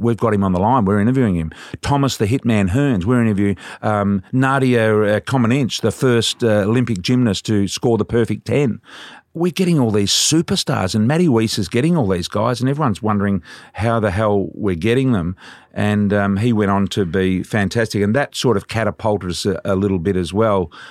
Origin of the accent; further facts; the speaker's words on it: Australia; I'm from Australia